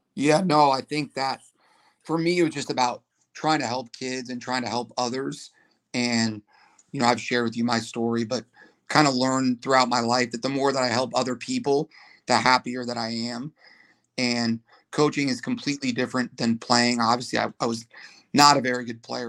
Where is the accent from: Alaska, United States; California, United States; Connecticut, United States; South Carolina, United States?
California, United States; Malibu; I grew up in Malibu, went to Malibu High School